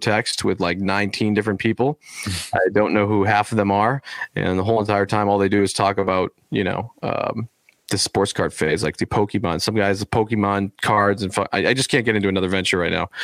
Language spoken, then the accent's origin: English; United States; I'm American